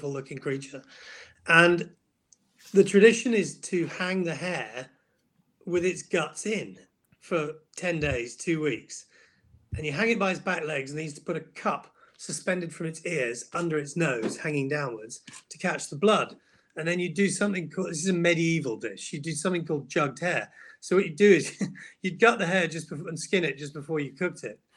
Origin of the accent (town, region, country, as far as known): United Kingdom